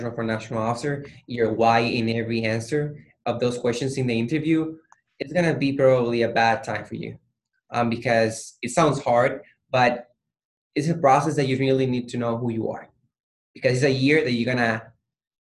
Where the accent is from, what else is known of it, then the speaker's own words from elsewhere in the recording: Puerto Rico; I'm from Puerto Rico.